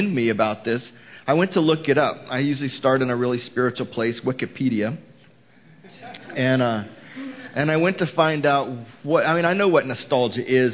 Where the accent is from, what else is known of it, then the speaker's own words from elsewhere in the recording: Houston, Texas, United States; now in Mooresville, United States; Houston, which was my hometown